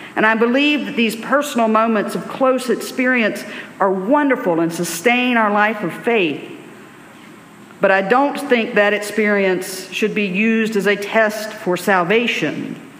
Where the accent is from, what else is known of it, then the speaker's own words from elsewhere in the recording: Alabama, United States; I grew up in Alabama in the 1980s, 1990s.